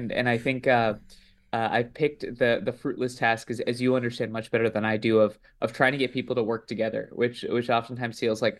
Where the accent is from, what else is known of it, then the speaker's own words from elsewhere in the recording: East Coast, United States; also born or lived in New Jersey / India; I grew up all over the East Coast. And in fact, I was born in New Jersey, but right after that, I lived in India in a village with my grandparents while my parents lived in the U.S. for a couple of years.